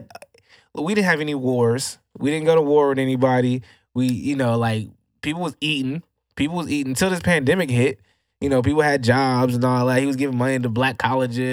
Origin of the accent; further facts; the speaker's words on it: United States; as an American